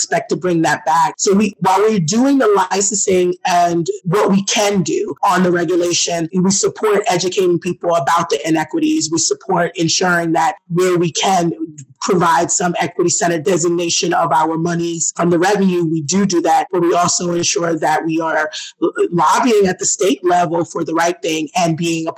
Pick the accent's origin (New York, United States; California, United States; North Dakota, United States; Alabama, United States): New York, United States; Brooklyn; moved away; also born or lived in Portland; I'm originally from Brooklyn, New York